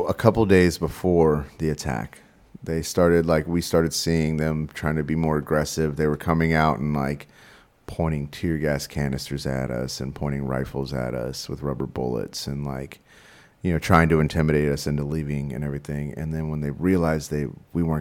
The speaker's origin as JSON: {"language": "English", "region": "Texas", "country": "United States", "also_born_or_lived": "San Marcos, Texas / Houston, Texas / Portland, Oregon", "moved": "yes", "said": "I'm from Texas. I don't know if you know this about us Texans"}